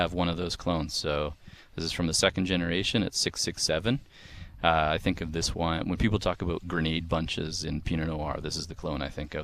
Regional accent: Campbell River, British Columbia, Canada; also born or lived in Victoria; I'm originally from Campbell River

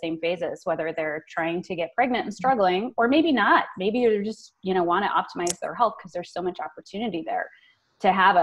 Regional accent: Colorado, United States; I was born and raised in Colorado

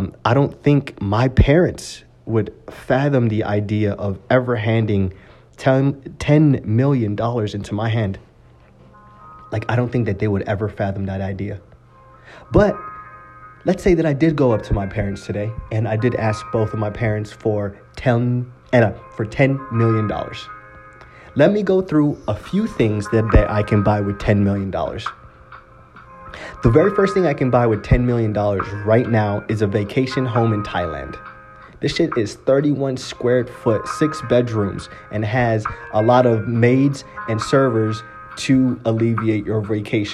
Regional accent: Utah, United States; my hometown, Utah.

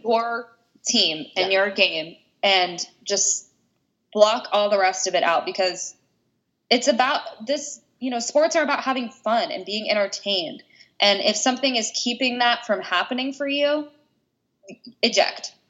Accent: West Virginia, United States; I grew up in West Virginia. We were a football town.

